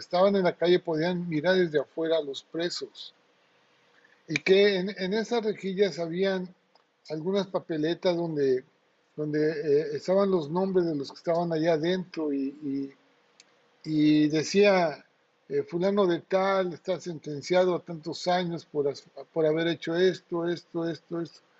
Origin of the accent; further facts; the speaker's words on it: Acayucan, Veracruz, Mexico; cuando era niño en, mi pueblo, ahí en Acayuca, en Veracruz